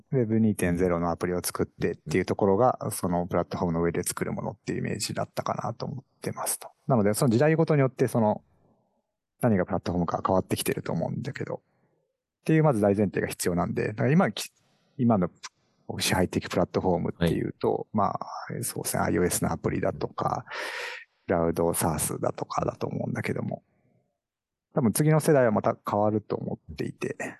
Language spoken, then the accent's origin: Japanese; Oita, Japan; first language Japanese; also born or lived in Silicon Valley, United States; now in Kyoto, Japan; 僕実は出身大分県なんで